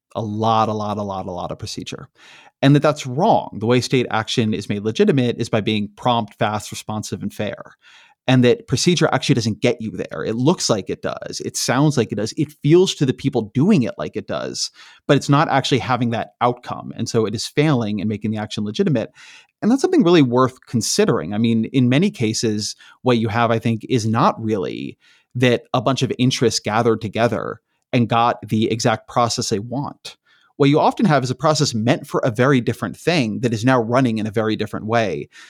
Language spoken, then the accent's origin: English; Irvine, California, United States; also born or lived in Washington, D.C. / Bay Area, California; I grew up in Irvine, California